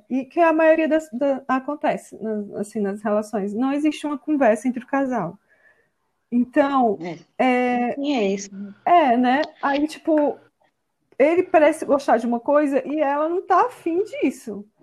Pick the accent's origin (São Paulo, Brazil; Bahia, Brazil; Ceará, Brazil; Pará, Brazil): Ceará, Brazil; Miraíma; de Miraíma, no Ceará.